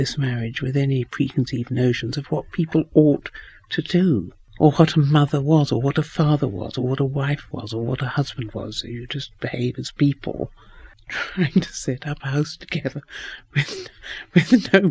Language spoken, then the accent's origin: English; New Zealand; moved away; also born or lived in England; I grew up in New Zealand because my mother married my father when she was very young. My father was an English doctor. We went out to New Zealand